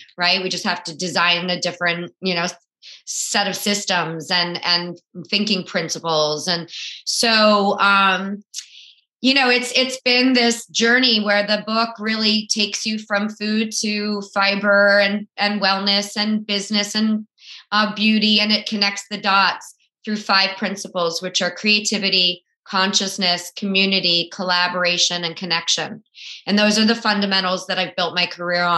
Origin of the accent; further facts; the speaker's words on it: South Florida, United States; I grew up in South Florida